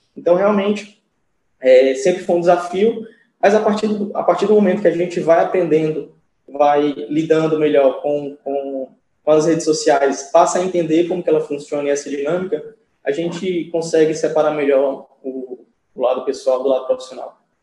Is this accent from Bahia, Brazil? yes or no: no; Fortaleza, Ceará, Brazil; eu sou de Fortaleza